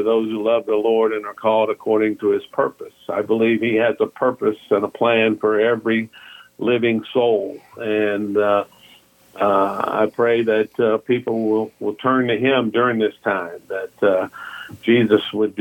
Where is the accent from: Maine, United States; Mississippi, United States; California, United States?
Mississippi, United States; Biloxi; my hometown